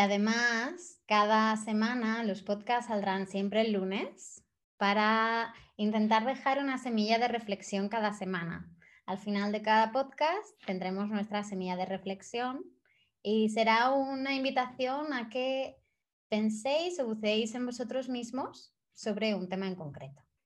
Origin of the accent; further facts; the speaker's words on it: Spain; moved away as an adult; also born or lived in India / Thailand / Bali; me fui de España hace seis años